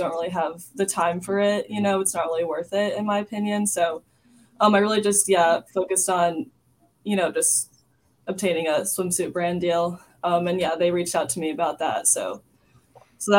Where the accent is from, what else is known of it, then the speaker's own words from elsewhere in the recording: New York, United States; I'm from New York, and I definitely would, say I'm a New Yorker. My parents both lived in the city, and I was born in the city, and then they moved to the suburbs after I was born. So I've lived there my whole life